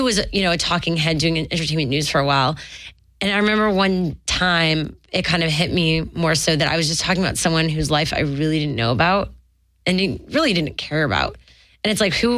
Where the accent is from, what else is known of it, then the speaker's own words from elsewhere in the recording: Montreal, Quebec, Canada; moved away; I'm from Montreal